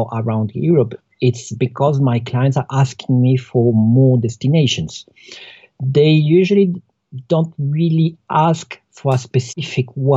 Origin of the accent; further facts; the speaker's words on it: Colombia; moved away; I'm from Colombia